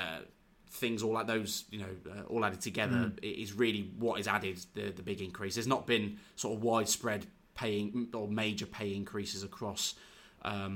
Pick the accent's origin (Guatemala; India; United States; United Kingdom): United Kingdom; Warwick, West Midlands; also born or lived in Leamington Spa; I am from Warwick and I still live over in Warwick now. Went to school in Leamington, Royal Leamington Spa.